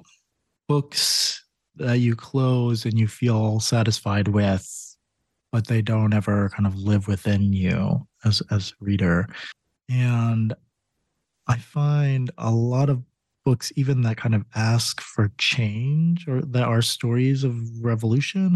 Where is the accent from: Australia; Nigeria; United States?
United States; Connecticut; moved away; I grew up in Connecticut